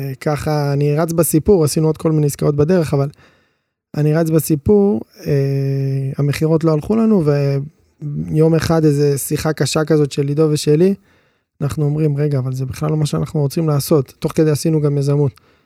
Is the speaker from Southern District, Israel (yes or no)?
yes; Ashdod, Southern District, Israel; אנחנו גדלנו באשדוד